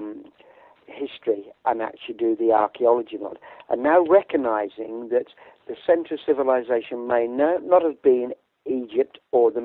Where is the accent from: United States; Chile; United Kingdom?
United Kingdom; We're British.